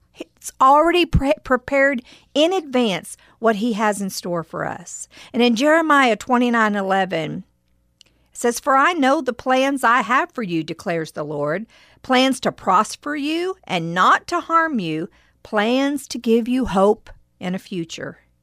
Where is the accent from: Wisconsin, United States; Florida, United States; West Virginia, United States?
West Virginia, United States; I played tennis when I was growing up in West Virginia in high school